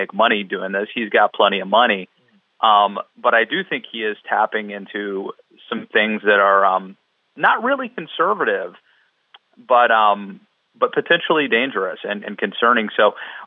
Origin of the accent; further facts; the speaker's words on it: Maryland, United States; I'm from Maryland